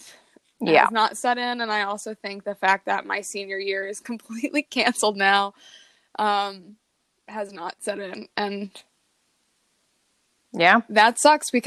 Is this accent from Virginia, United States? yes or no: yes; Virginia, United States; moved away as an adult; now in Chicago, United States; I am in my home state of Virginia